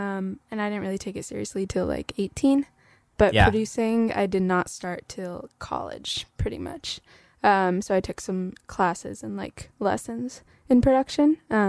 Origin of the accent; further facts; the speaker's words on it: Calabasas, California, United States; I grew up in LA, but so this place called Calabasas.